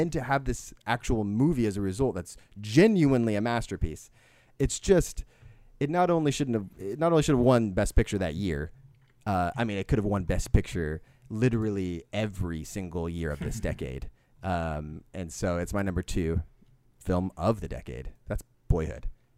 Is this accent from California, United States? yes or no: yes; Modesto, California, United States; I'm from Sacramento. I'm like, well, I'm Modesto, but sure. General Sacramento area, sure.